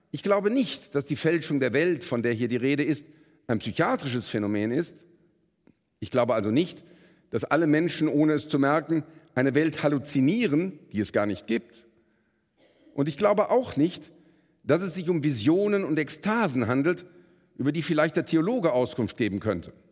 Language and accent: German; Bonn, North Rhine-Westphalia, Germany; born there; Ähm, ich bin in Bonn geboren, rechtsrheinisch in Beul, beginnt für uns die große Straße nach Moskau.